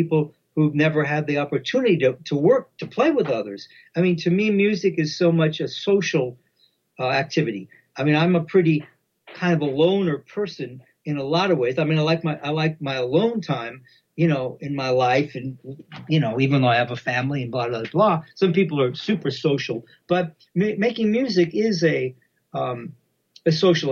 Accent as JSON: {"language": "English", "country": "United States", "tie": "born or raised there", "said": "I grew up in America, right?"}